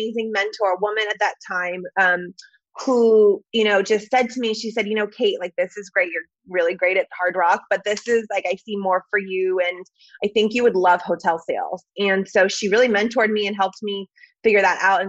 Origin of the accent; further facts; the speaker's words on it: Northern California, United States; moved away as an adult; also born or lived in Monterey, California / Sonoma County, California; now in Los Angeles, United States; I grew up in Northern California. My parents were both, I was born in Monterey, lived in Sonoma County for a while